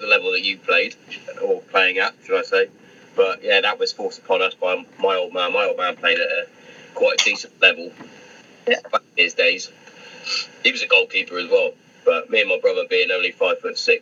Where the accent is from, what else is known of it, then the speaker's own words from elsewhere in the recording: Hereford, West Midlands, United Kingdom; moved away as an adult; I'm from Hereford originally